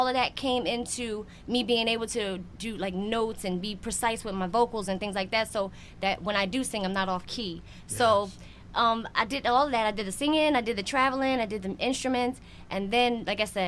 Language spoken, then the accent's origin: English; Philadelphia, Pennsylvania, United States; I'm from Philly.